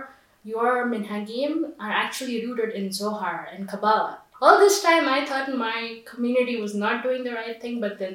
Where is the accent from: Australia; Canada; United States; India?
India; moved away as an adult; now in Jerusalem, Israel; I'm from India